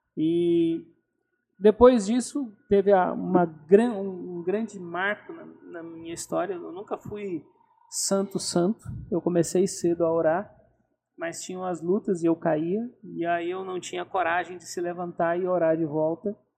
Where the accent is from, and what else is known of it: Telêmaco Borba, Paraná, Brazil; born or raised there